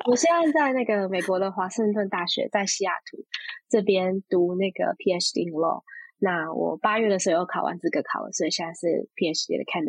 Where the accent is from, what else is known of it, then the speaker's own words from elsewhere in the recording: Taipei, Taiwan; 虽然是阿美族的混血，但是跟大家既定的这个想象有点不太一样。就是我从小其实是在台北市长大，所以以现在的这个框架会比较像被套用是都市原住民这样子的概念。